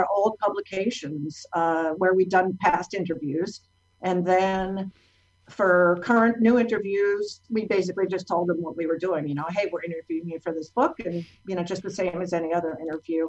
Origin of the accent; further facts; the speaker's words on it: Los Angeles, California, United States; I'm from Los Angeles